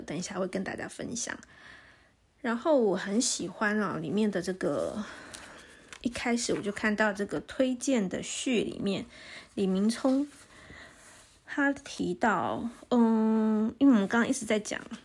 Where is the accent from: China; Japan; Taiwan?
Taiwan; Taipei; moved away as an adult; now in Taichung, Taiwan; 我自己其实是，是台北长，长大的，所以，然后后来才搬来台中，差不多十年吧